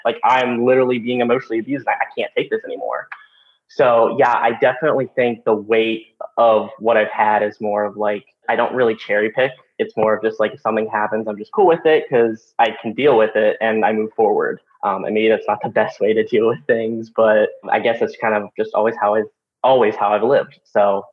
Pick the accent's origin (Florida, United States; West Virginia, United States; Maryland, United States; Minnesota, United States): West Virginia, United States; moved away; my hometown, uh, growing up in West Virginia